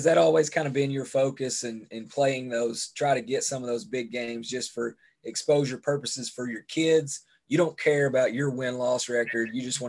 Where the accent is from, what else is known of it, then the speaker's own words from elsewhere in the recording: Kentucky, United States; I was from Eastern Kentucky, 606, and I went to college with probably half a dozen, maybe 10 other guys that were from Eastern Kentucky.